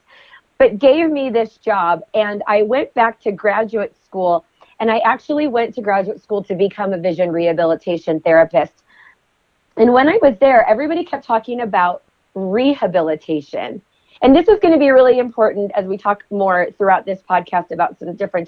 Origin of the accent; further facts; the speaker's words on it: Utah, United States; also born or lived in Las Vegas, Nevada; my home state in Utah